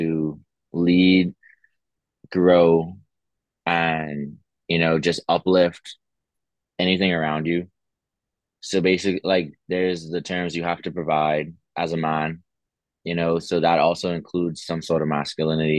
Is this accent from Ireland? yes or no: no; Bahamas; moved away as an adult; also born or lived in Pennsylvania; I'm from the Bahamas, same as Antonio.